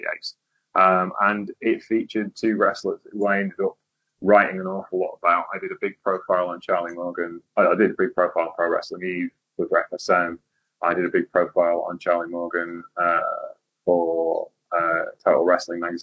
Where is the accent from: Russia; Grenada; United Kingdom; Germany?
United Kingdom; Lincoln, East Midlands; I'm from Lincoln as well